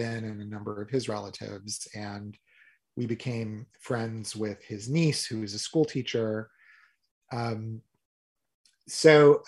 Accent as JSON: {"language": "English", "country": "United States", "said": "being an American visitor"}